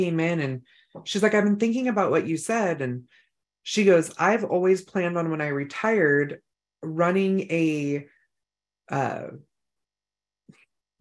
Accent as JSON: {"language": "English", "region": "Northern California", "country": "United States", "moved": "yes", "lives_now": "North Idaho, United States", "said": "we're from Northern California"}